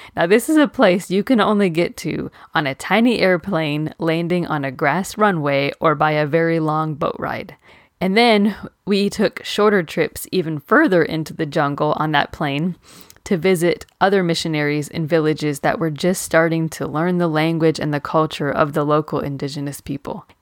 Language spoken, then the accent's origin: English; Maine, United States; I was born in Maine